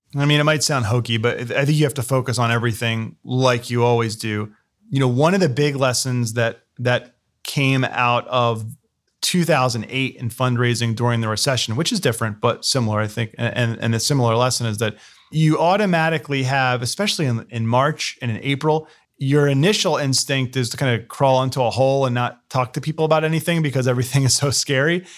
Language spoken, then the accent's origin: English; New Jersey, United States; moved away as an adult; also born or lived in Philadelphia area; now in Columbus, United States; we're both from New Jersey